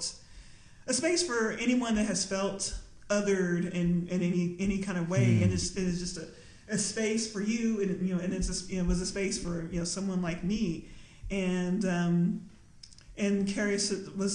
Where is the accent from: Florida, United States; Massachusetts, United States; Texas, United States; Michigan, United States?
Texas, United States; Lubbock; moved away; also born or lived in Austin; growing up in Lubbock, Texas